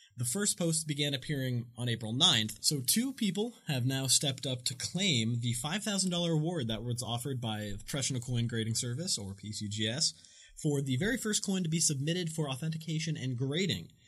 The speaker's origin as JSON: {"language": "English", "region": "Massachusetts", "country": "United States", "tie": "born or raised there", "said": "I gotta get a Massachusetts uh, W quarter. I have to gotta rep my home state."}